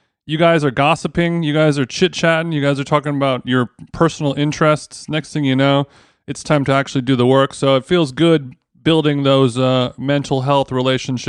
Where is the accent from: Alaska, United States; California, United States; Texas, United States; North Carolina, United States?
California, United States; SoCal; I'm born and raised SoCal